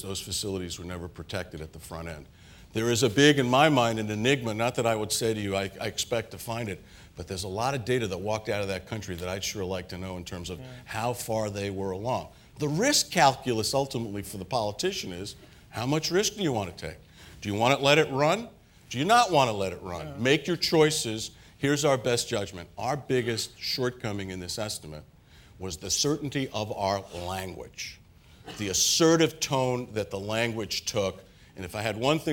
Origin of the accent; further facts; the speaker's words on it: New York City, New York, United States; Where I grew up in Queens, we used to talk like